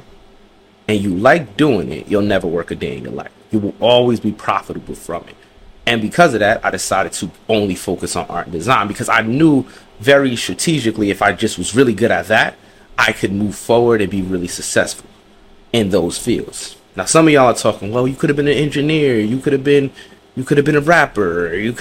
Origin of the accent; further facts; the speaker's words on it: New Jersey, United States; also born or lived in New York; I'm from Jersey, mother's from New York, dad's from Jersey.